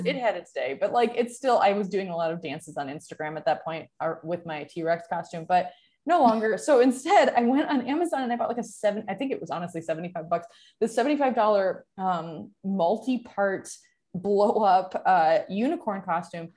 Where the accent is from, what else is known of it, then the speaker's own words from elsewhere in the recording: Michigan, United States; moved away; also born or lived in San Francisco; where I grew up in Michigan